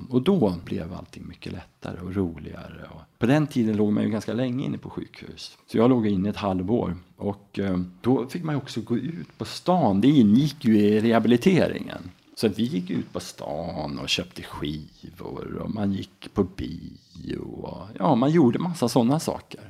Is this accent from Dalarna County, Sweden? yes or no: yes; Mora, Dalarna County, Sweden; also born or lived in Uppsala / Enköping / Falun / United States; då hamnar jag också lite närmare min hemstad, Mora